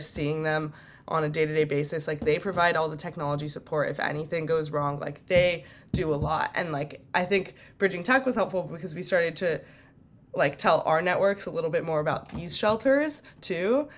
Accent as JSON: {"language": "English", "area": "Bay Area", "region": "California", "country": "United States", "tie": "born or raised there", "said": "I am from the Bay Area"}